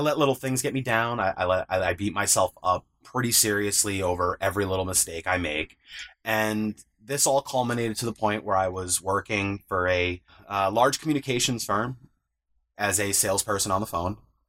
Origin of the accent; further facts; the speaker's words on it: upstate New York, United States; I'm 33 years old from upstate New York.